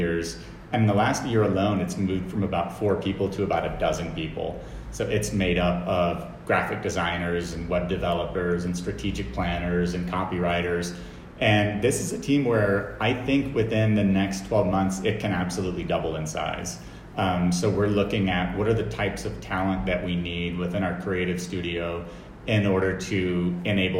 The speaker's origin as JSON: {"language": "English", "country": "United States", "said": "being an American CEO"}